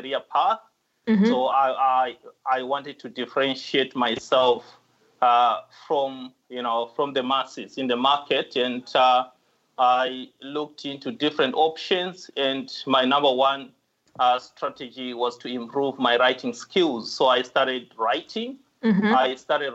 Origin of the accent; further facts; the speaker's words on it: Zimbabwe; moved away as an adult; now in Australia; I come from Zimbabwe.